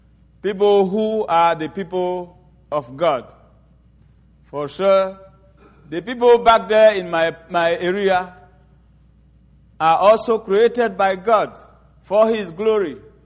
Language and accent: English; Côte d’Ivoire; I am from the Baoulé tribe in Ivory Coast. And the tribe I'm from is a tribe that worship highly the devil and witchcraft.